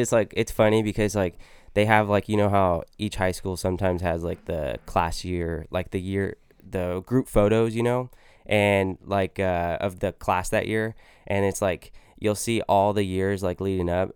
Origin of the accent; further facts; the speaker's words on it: Modesto, California, United States; also born or lived in Santa Clara, California; I grew up in Modesto, California. We moved there when I was about five or six, I believe